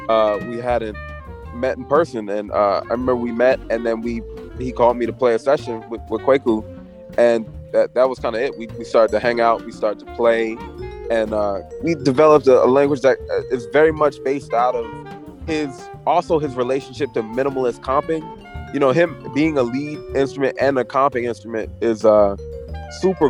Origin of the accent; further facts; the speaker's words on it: Philadelphia, Pennsylvania, United States; moved away as an adult; now in New York City, United States; I was from Philly, so we were kind of right across the bridge from each other.